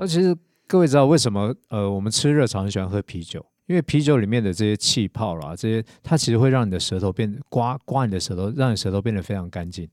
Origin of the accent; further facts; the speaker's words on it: Taiwan; 我们台湾人喜欢吃甜